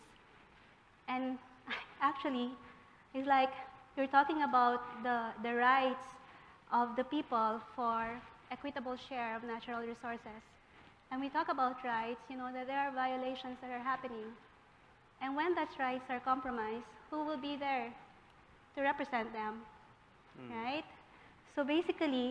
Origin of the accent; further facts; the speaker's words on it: Philippines; moved away as an adult; I am from the Philippines